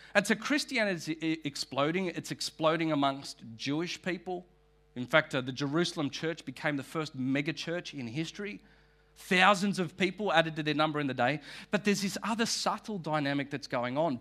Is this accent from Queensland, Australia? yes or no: no; North Shore, New South Wales, Australia; I am from the North Shore